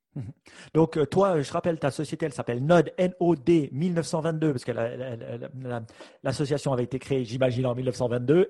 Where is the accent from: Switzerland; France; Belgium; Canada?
Switzerland; chez nous en Suisse